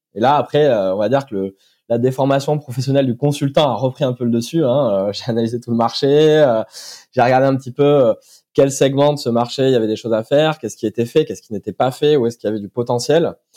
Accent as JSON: {"language": "French", "town": "Brive-la-Gaillarde", "region": "Nouvelle-Aquitaine", "country": "France", "said": "je suis originaire de Corrèze, de Brive-la-Gaillarde, précisément"}